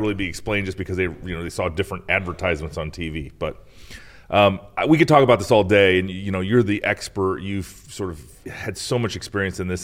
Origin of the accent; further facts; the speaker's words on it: Iowa, United States; my home state of Iowa